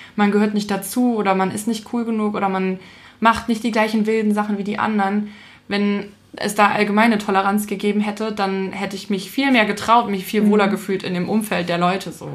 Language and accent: German; Schmalkalden, Thuringia, Germany; Schmalkalden ist der Ort, wo ich herkomme